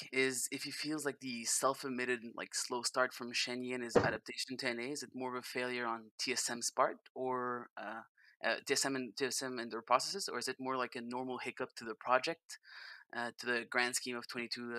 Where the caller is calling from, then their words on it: Montreal, Quebec, Canada; I'm calling from Montreal, Canada.